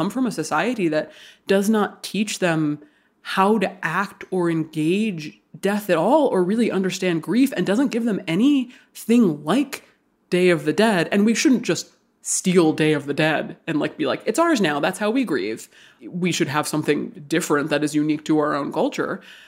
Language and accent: English; Hawaii, United States; born or raised there